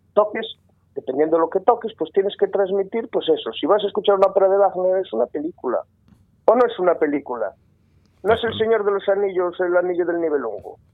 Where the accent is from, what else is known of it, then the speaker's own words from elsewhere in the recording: Sarria, Galicia, Spain; de Sarria, de donde soy yo